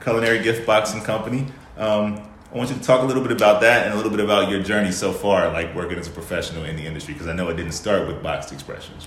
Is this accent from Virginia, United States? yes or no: no; Chicago, Illinois, United States; we kind of have similar backgrounds, you know, growing up in Chicago